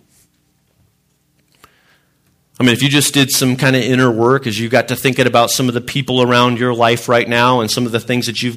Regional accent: Illinois, United States; I grew up in Illinois.

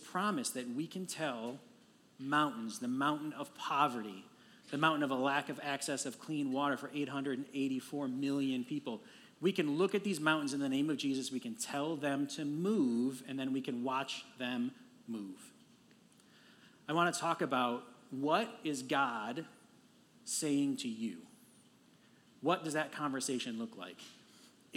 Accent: Detroit, Michigan, United States; I am from Detroit. I'm a native of Detroit and have lived there

